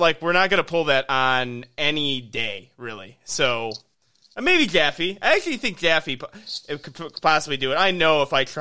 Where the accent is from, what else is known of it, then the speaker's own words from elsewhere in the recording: Illinois, United States; I grew up in Illinois